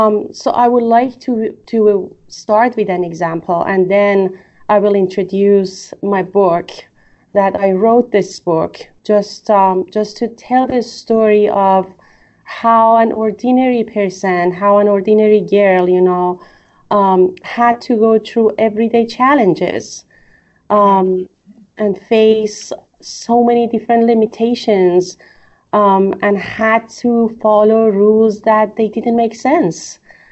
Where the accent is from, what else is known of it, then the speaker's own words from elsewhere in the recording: Iran; the place that I was raised in Iran, especially after the revolution.